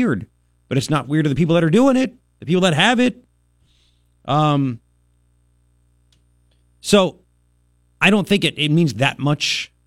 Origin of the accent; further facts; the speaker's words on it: Long Island, New York, United States; moved away as an adult; also born or lived in Waco, Texas; now in Arizona, United States; growing up in Long Island, nobody had guns. Then I moved to Waco, Texas, later